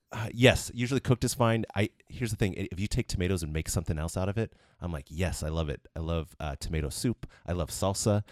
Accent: Orange County, California, United States; I'm from Orange County, California.

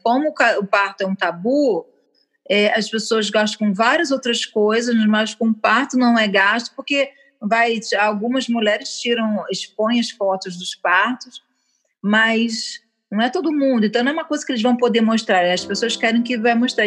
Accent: Niterói, Rio de Janeiro, Brazil; Eu sou de Niterói

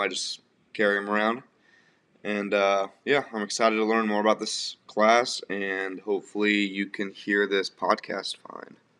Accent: Des Moines, Iowa, United States; moved away as an adult; now in Grand Forks, United States; I'm originally from Des Moines, Iowa

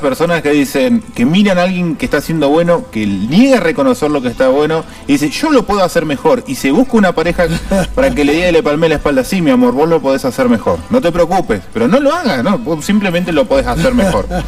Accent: Argentina; si somos así los argentinos.

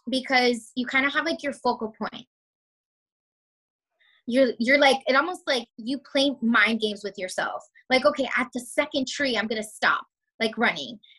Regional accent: Pembroke Pines, Florida, United States; I am from Pembroke Pines, Florida, which that sounds like where the heck is that? And that is in the South Florida area.

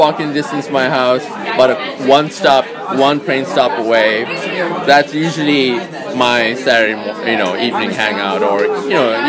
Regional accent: Sri Lanka; now in San Francisco, United States; So I've lived in San Francisco for about 30 years, but before that I was born in Sri Lanka. So a little bit of both.

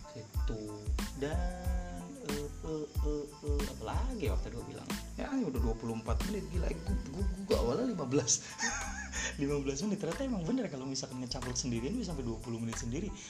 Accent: Cirebon, West Java, Indonesia

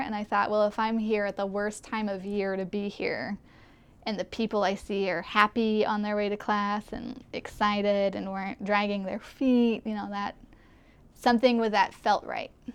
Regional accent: Kula, Hawaii, United States; also born or lived in Arizona; I grew up here, born and raised on Maui in Kula, which is where I still live now

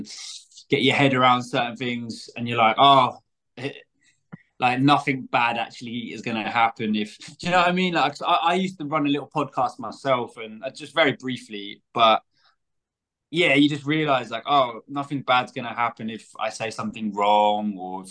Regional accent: Scotland, United Kingdom; I'm from, well, I was brought up in Scotland.

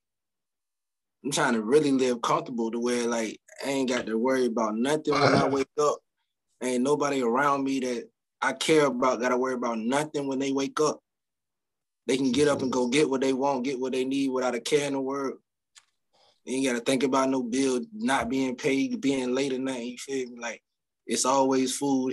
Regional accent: Virginia, United States; now in North Carolina, United States; I'm from Virginia. You know what I'm saying? The 757. But I hail from the 252 in Carolina

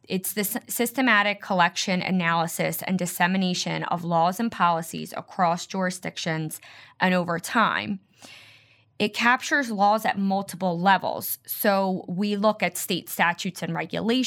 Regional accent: Philadelphia, Pennsylvania, United States; I grew up in Philadelphia, and I'm still here

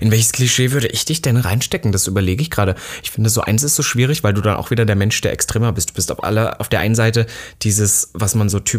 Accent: Austria; Ich bin Österreicher. Ja, Österreicher.

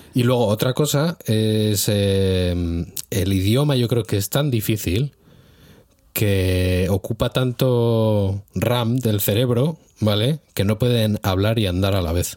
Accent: Spain; now in Hungary; soy español

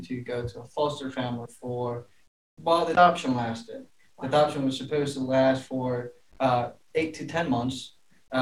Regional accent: El Salvador; moved away; was born in a really, really poor town in El Salvador.

